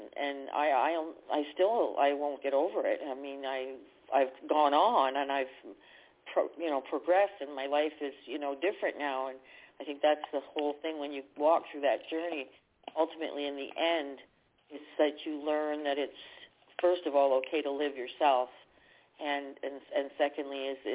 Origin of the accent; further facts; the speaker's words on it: Canada; I'm from Canada